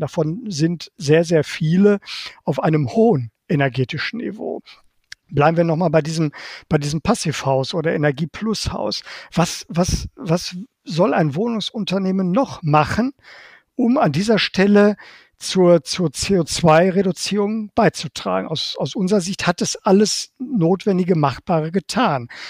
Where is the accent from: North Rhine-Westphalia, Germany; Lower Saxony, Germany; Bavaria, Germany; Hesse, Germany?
North Rhine-Westphalia, Germany; Bochum; moved away as an adult; also born or lived in Baden-Württemberg / Bonn / Berlin; in meiner Heimatstadt Bochum